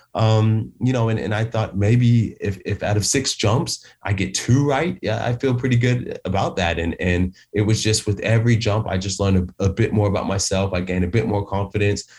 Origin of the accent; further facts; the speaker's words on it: Atlanta, Georgia, United States; moved away as an adult; now in United Kingdom; I'm from Atlanta, Georgia